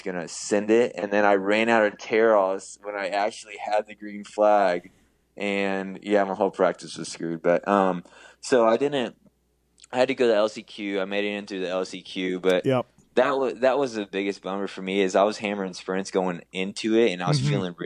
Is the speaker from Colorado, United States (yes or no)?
no; Houston, Texas, United States; growing up in Houston.